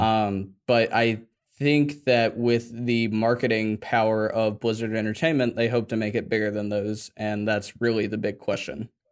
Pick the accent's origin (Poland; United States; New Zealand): United States; Atlanta, Georgia; I grew up in Atlanta